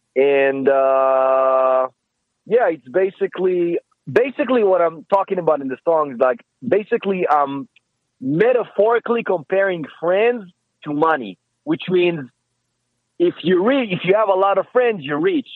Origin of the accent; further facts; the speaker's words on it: Israel; English is a second language; moved away as an adult; now in Los Angeles, United States; I'm from Israel.